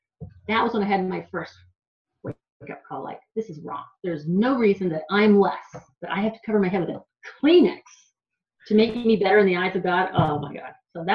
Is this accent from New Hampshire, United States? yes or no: yes; New Hampshire, United States; When people would find out I was from the East Coast or New Hampshire, they would say, why don't you talk like that? You talk like you're from here.